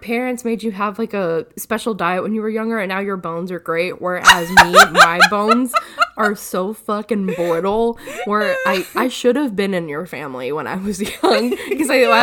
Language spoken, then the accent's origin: English; Odenville, Alabama, United States; also born or lived in Tuscaloosa / Moody; I'm from Odenville because that's where I graduated high school